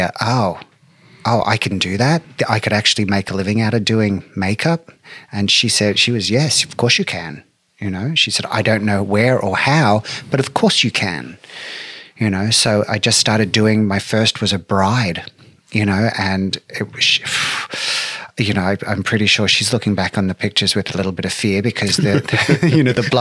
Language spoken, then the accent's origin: English; Brisbane, Queensland, Australia; moved away; I was born on September 21st, 1968 in Brisbane, Australia